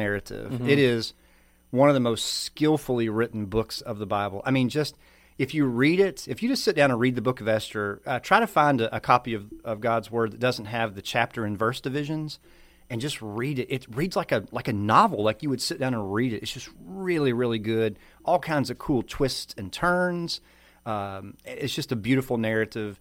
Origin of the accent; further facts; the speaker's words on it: the South, United States; accent: Southern; I say Purim because I'm Southern.